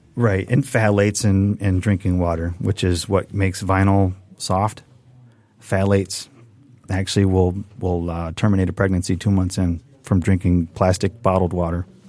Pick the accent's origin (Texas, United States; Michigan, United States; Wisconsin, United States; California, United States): Michigan, United States; Redford; I grew up with in Redford